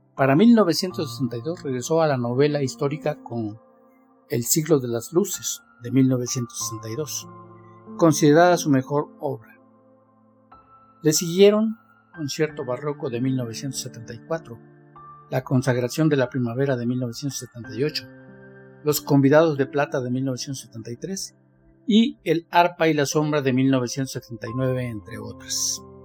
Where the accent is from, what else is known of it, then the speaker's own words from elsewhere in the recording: Mexico; Soy mexicano, tengo 69 años y vivo en Talnepantla